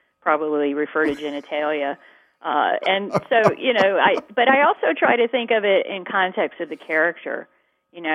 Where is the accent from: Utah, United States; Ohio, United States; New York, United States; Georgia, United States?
Georgia, United States; my home state